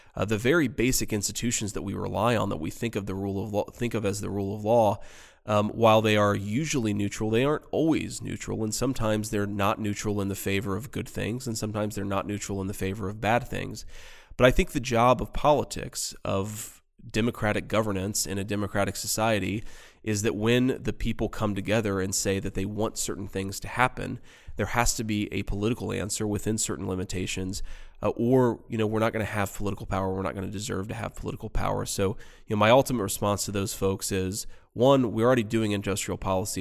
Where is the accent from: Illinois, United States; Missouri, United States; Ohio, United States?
Ohio, United States; Middletown; my hometown, Middletown, Ohio